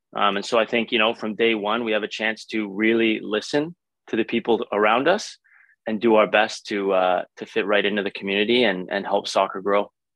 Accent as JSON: {"language": "English", "town": "Vancouver", "region": "British Columbia", "country": "Canada", "tie": "born or raised there", "said": "growing up in Vancouver"}